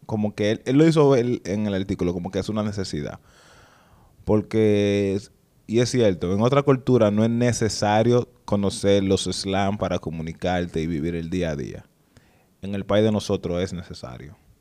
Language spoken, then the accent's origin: Spanish; Dominican Republic; nosotros como dominicanos